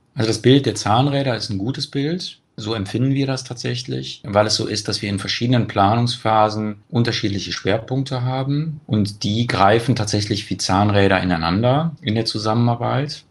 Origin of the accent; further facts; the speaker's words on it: Cologne, North Rhine-Westphalia, Germany; in Köln schaut, ähm, meine Heimatstadt